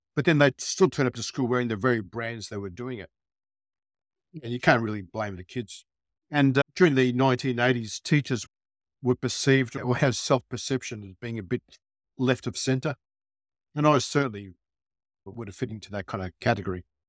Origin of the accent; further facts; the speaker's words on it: Melbourne, Victoria, Australia; growing up in Melbourne during the, uh, nineteen sixties and seventies